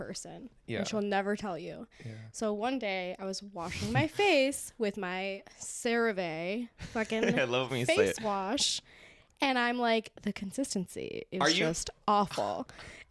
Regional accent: Clarkston, Michigan, United States; Clarkston is very white, but it also was a really awesome place to grow up.

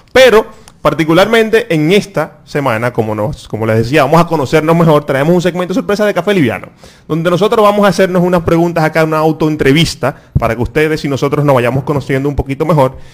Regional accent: Dominican Republic; como buen dominicano, el que, que, con el que me crié eh, fue la, pelota, jugando pelota

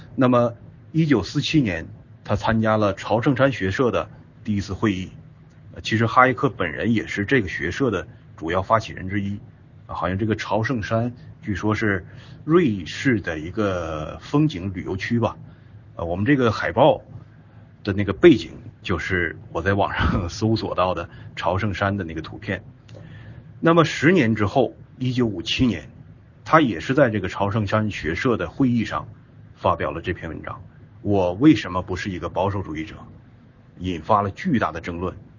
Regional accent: China; 我们中国人

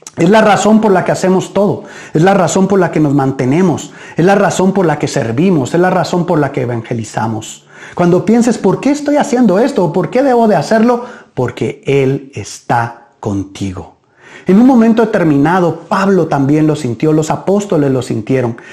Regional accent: Guatemala; nuestro país

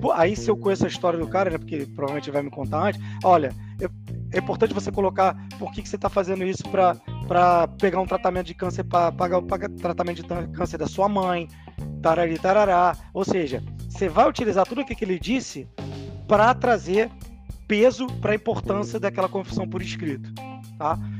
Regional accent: Rio de Janeiro, Brazil; Que eu sou do Rio

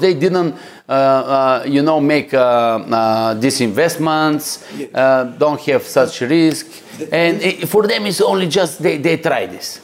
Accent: Bulgaria; I'm coming from Bulgaria, guys. it is a very nice, beautiful country

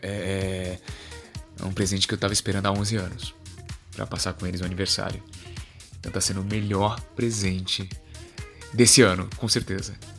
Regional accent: Fortaleza, Ceará, Brazil; moved away as an adult; now in São Paulo, Brazil; porque eu sou de Fortaleza e eu moro só aqui em São Paulo, minha família inteira mora em Fortaleza

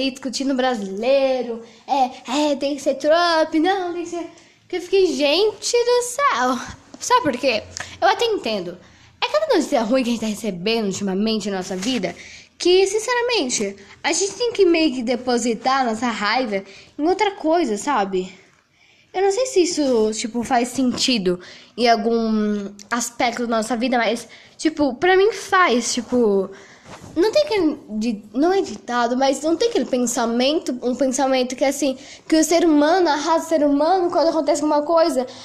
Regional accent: Brazil; Engraçado que eu sou brasileira, nunca fui para os Estados Unidos, não tenho money

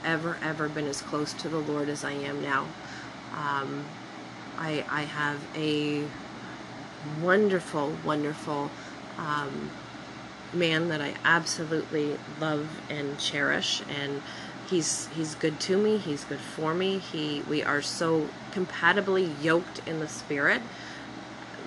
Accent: Scotland, United Kingdom; I'm Scottish

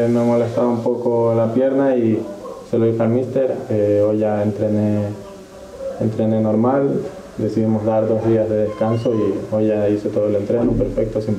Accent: Ecuador; Yo cada vez que me preguntan de dónde soy, digo que soy de Ecuador. La última selección con la que jugué fue la ecuatoriana sub-20

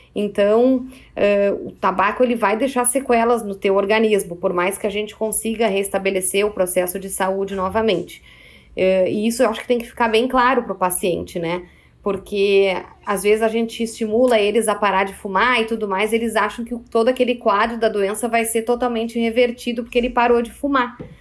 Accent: Porto Alegre, Rio Grande do Sul, Brazil; also born or lived in Caxias do Sul; Eu trabalho em Caxias do Sul, mas eu sou de Porto Alegre

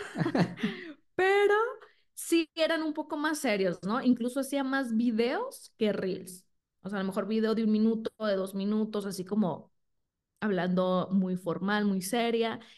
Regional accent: Sinaloa, Mexico; moved away as an adult; now in Guadalajara, Mexico; soy de Sinaloa, entonces ahí estuve cinco años, luego me vine a Guadalajara

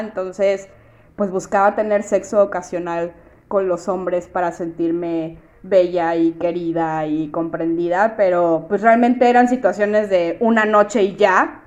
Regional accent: Monterrey, Nuevo León, Mexico; yo vivo en Monterrey, yo soy de Monterrey

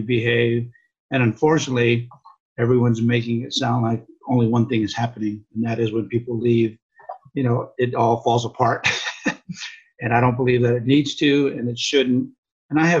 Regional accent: Los Angeles, California, United States; also born or lived in Hawaii; I was born in Hawaii and raised in Southern California in the South Bay area of Los Angeles

